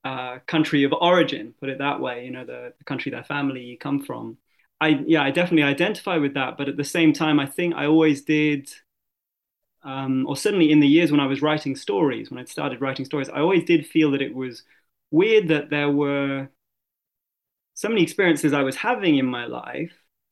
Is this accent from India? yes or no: no; Luxembourg; this other part of me that was growing up in Luxembourg in this bubble, or these combination of bubbles, experiencing all of these different nationalities and languages